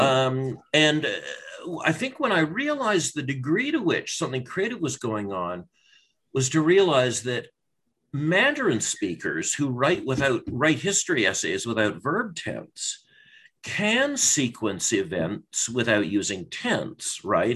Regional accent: British Columbia, Canada; in British Columbia, I learned uh, a language that probably hundreds of thousands of British Columbians speak, but no one else does. Um, BC high school French

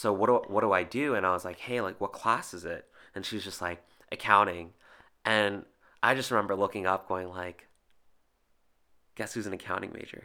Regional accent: New Jersey, United States; I was born and raised in New Jersey

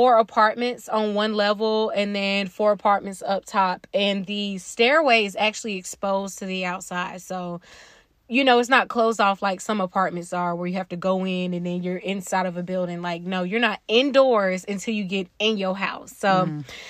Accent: United States; That was my hood growing up in Wilson County

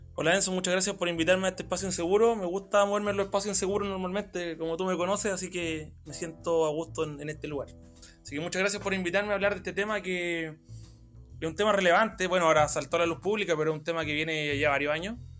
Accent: Chile; nosotros como chilenos

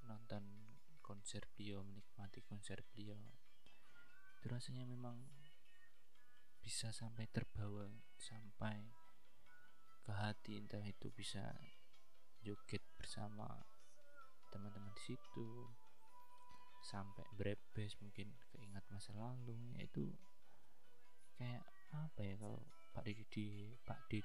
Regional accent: Java, Indonesia; saya kan orang Jawa

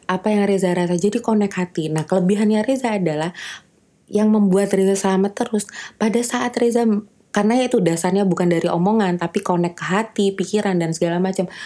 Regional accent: West Java, Indonesia; karena sama-sama orang Sunda kebayan kalau rekan kerja aku bukan orang Sunda emang

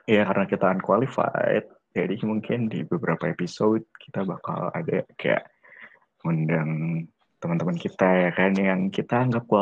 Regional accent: Ciputat, Banten, Indonesia; Iya, gue dari Ciputat, terus 21 tahun.

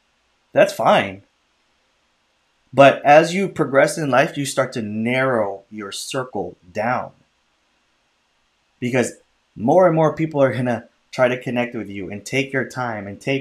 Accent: Chicago, Illinois, United States; also born or lived in California; born in California, and then I grew up in Chicago, and then we moved to the suburbs when I was like in sixth grade

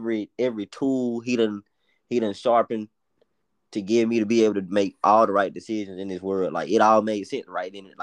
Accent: Memphis, Tennessee, United States; accent: Memphis; our Memphis accents

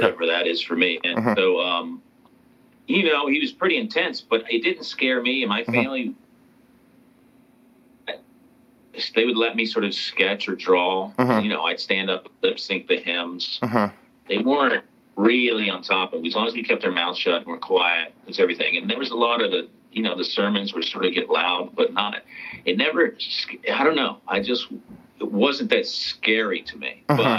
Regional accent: North Carolina, United States; I was raised in North Carolina. So I was raised, I guess, technically Southern Baptist

